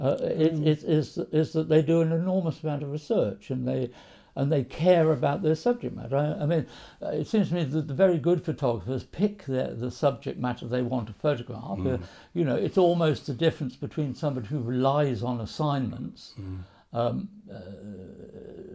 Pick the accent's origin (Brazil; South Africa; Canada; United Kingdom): United Kingdom; Wales; I am a lad from Wales, from a working class background in Wales